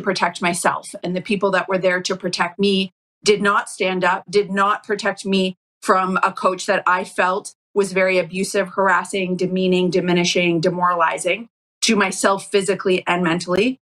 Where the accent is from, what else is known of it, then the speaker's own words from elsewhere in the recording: Calgary, Alberta, Canada; moved away as an adult; now in California, United States; growing up in Calgary